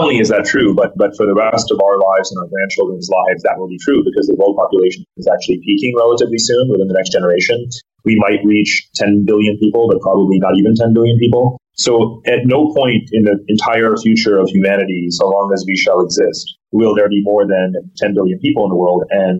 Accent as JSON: {"language": "English", "country": "India", "tie": "born there", "said": "You know, I was born in India."}